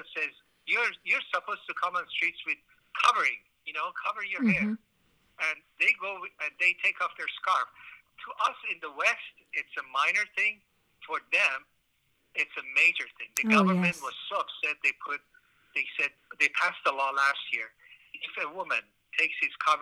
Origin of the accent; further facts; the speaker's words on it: Iran; moved away; also born or lived in Tehran; I was born in Iran. I was a Muslim, and I was pretty devout in my early years